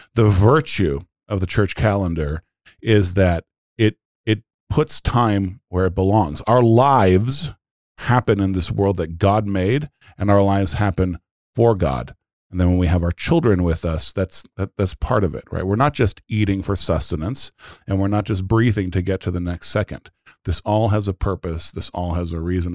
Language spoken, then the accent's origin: English; United States; We're American Christians